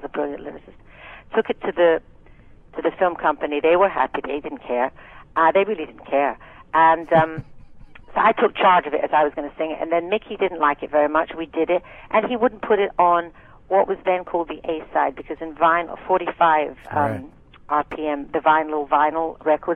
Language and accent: English; Scotland, United Kingdom; accent: thick Scottish; I spoke with a thick Scottish accent